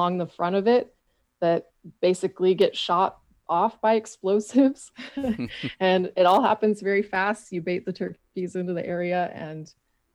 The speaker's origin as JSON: {"language": "English", "region": "Michigan", "country": "United States", "tie": "born or raised there", "moved": "yes", "lives_now": "Missouri, United States", "said": "my home state of Michigan"}